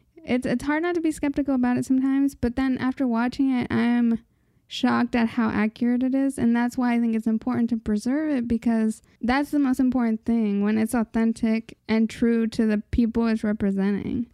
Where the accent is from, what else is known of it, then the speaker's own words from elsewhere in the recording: United States; we're just American